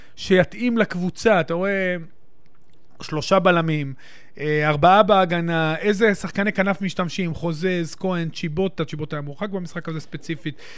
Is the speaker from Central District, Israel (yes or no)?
yes; Netanya, Central District, Israel; גדלתי שם